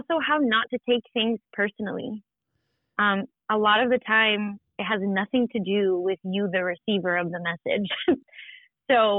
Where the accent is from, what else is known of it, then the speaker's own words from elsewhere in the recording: Ayia Napa, Famagusta District, Cyprus; also born or lived in Larnaca, Cyprus; now in Atlanta, United States; I was born in Larnaca, Cyprus, and I grew up in a little town called Aya Napa